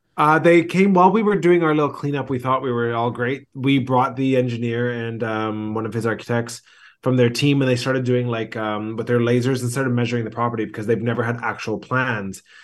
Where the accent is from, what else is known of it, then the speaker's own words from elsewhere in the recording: Vancouver, British Columbia, Canada; moved away as an adult; now in Greece; I grew up in Vancouver, but I'm a third generation, uh, Greek in Vancouver